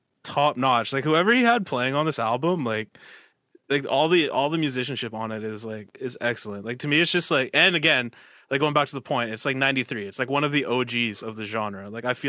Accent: Canada; I mean, I am Canadian.

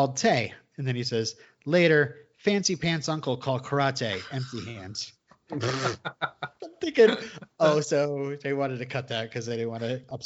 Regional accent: United States; I'm dumb American

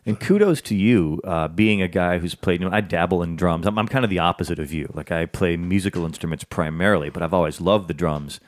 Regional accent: the North, United States; also born or lived in the South; I was born in the South, but I was raised in the North

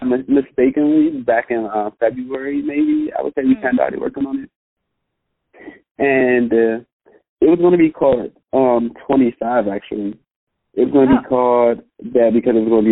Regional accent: Prince George's County, D.C., Maryland, United States; I'm from PG County, which is like a small county outside of Washington, D.C.

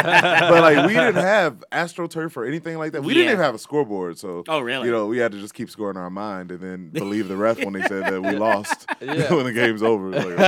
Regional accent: Detroit, Michigan, United States; growing up in Detroit

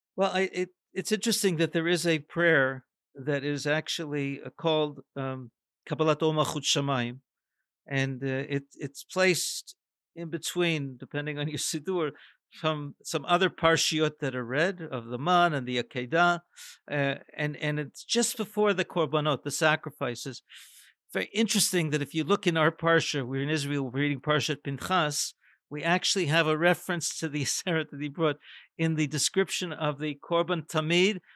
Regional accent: Canada; a North American growing up in Canada

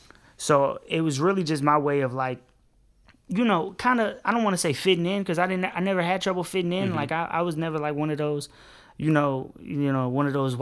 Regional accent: Park Forest, Illinois, United States; We come from a place, it's Park Forest, it's the south suburbs of Chicago, and it's hard to explain, man. It's not the inner city

